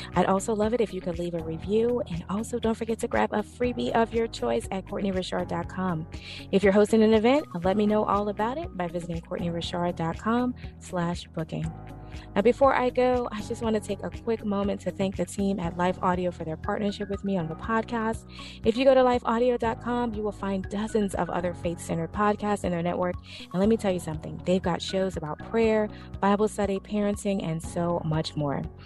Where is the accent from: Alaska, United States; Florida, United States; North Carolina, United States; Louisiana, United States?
Louisiana, United States; New Orleans; I'm from the South. I'm from New Orleans